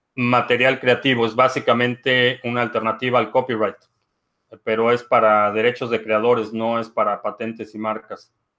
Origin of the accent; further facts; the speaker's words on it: Mexico; now in United States; crecí en México